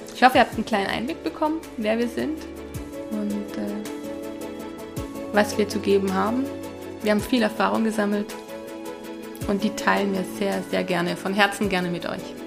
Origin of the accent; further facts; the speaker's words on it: Hungary; also born or lived in Budapest; now in Zurich, Switzerland; nach Ungarn, bin zum unserem ja, zum Haus, wo wir aufgewachsen sind